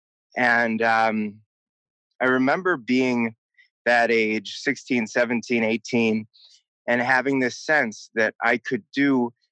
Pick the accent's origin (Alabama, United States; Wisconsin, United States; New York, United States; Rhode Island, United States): Wisconsin, United States; Milwaukee; I grew up in Milwaukee, Wisconsin, the second oldest of six kids.